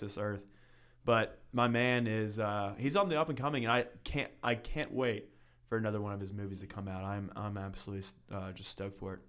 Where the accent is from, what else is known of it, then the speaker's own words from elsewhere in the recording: Northern Kentucky, United States; moved away as an adult; now in Southern Kentucky, United States; I'm from Northern Kentucky. I was, uh, raised there for seventeen years of my life.